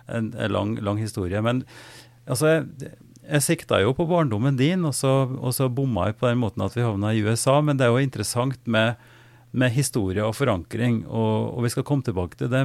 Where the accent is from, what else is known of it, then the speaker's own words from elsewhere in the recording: Oppdal, Trøndelag, Norway; fra Oppdal, og der jeg vokste opp